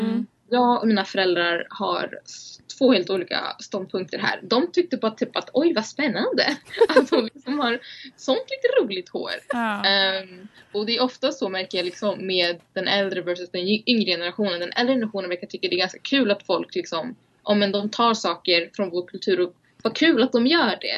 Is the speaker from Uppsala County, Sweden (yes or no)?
yes; Uppsala, Uppsala County, Sweden; för jag är ju så här född och uppvuxen i Uppsala